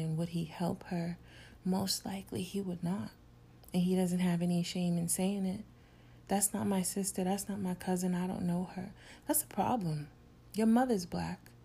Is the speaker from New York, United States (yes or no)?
yes; New York City, New York, United States; In my neighborhood growing up in New York City